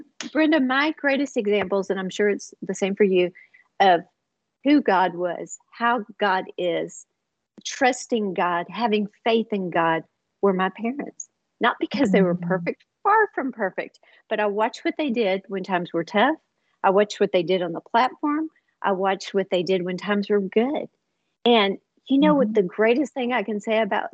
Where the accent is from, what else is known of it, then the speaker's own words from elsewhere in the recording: Houston, Texas, United States; moved away as an adult; now in Dallas, United States; we moved from Houston to Dallas to start a church